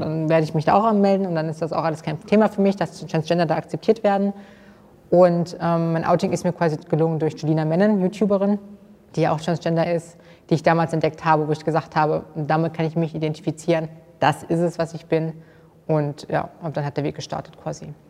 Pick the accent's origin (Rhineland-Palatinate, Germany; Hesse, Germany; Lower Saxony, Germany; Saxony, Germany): Hesse, Germany; Kassel; ich komme aus Kassel